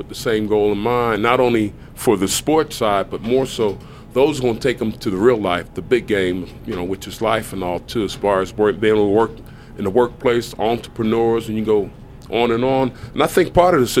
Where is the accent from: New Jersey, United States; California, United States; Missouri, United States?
New Jersey, United States; Camden; moved away as an adult; also born or lived in Kentucky / Kansas City / Buffalo; I'm from Camden, New Jersey, right across from Philadelphia.